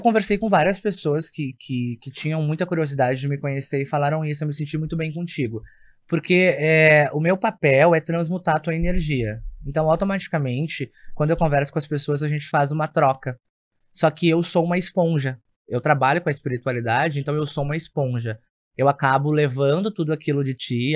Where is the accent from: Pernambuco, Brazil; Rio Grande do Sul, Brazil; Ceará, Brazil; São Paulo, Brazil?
Rio Grande do Sul, Brazil; Porto Alegre; Eu sou natural de Porto Alegre